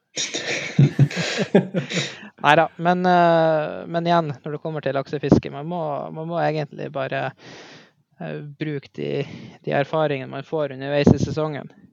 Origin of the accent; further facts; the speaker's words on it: Mo i Rana, Nordland, Norway; Jeg eh, er født og oppvokst i Mo i Rana